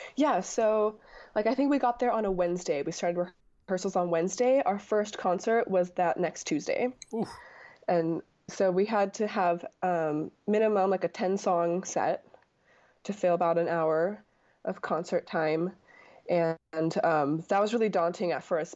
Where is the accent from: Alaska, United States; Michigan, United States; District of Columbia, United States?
Alaska, United States; Anchorage; I was from Anchorage, Alaska